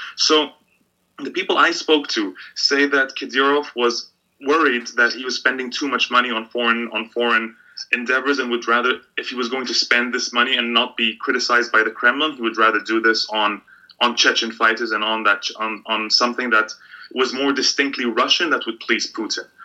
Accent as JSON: {"language": "English", "country": "Egypt", "tie": "born or raised there", "moved": "yes", "said": "I grew up in a country where I was always I couldn't think of football without thinking of politics"}